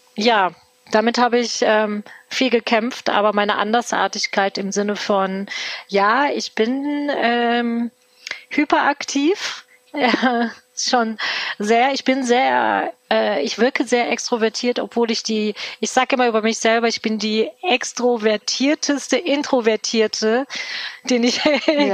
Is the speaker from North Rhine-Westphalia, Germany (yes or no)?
yes; Cologne, North Rhine-Westphalia, Germany; ich bin tatsächlich gebürtige Kölnerin, mitten in Köln, aufgewachsen